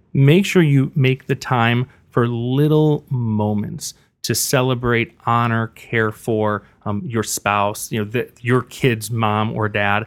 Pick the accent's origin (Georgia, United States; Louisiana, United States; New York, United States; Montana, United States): New York, United States; Buffalo; moved away as an adult; also born or lived in Missouri; now in Riverside, United States; I grew up with a single mom in Buffalo, New York.